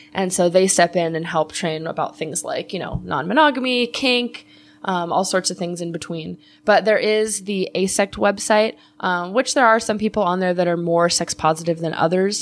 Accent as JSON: {"language": "English", "town": "Los Angeles", "region": "California", "country": "United States", "tie": "born or raised there", "said": "I grew up in Chatsworth"}